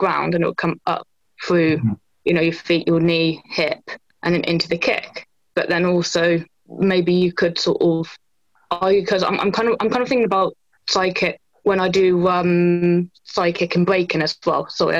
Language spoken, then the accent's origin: English; Bristol, South West England, United Kingdom